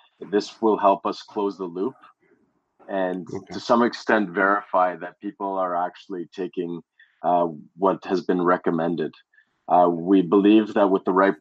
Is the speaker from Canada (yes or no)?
yes; Canada; growing up in Canada